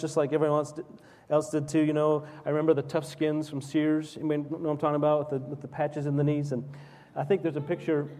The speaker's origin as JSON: {"language": "English", "town": "Salt Lake City", "region": "Utah", "country": "United States", "tie": "born or raised there", "said": "when I was 5 or 6 growing up in Salt Lake City, Utah, in the early 70s"}